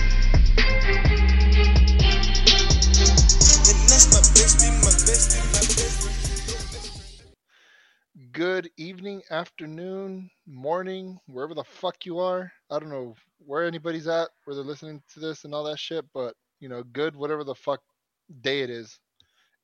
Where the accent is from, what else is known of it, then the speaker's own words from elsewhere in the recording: California, United States; My home state of California